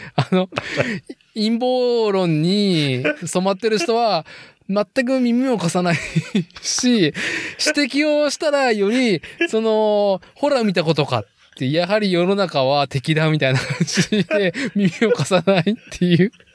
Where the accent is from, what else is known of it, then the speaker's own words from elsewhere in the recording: Nagoya, Aichi, Japan; moved away as an adult; now in Tokoname, Japan; 僕はもともと名古屋市生まれ、名古屋育ち